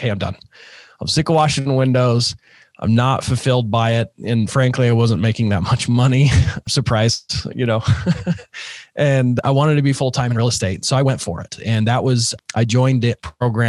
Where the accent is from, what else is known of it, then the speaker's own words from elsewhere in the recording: Utah, United States; I grew up in Utah. I'm still here in Utah